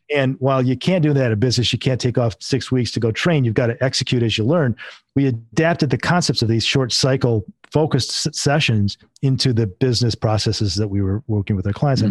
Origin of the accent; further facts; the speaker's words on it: Northern Michigan, United States; I'm originally from Michigan, and I was in Northern Michigan, grew up and raised there